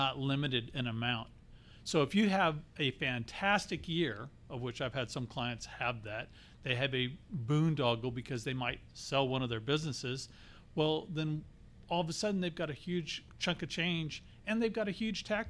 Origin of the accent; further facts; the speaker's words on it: Texas, United States; moved away as an adult; now in Arizona, United States; I come from Texas, lived there the majority of my life.